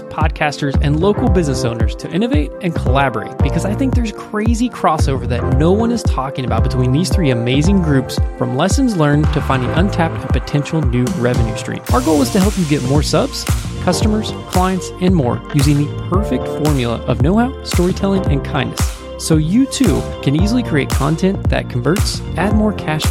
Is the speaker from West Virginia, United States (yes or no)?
yes; West Virginia, United States; I'm from West Virginia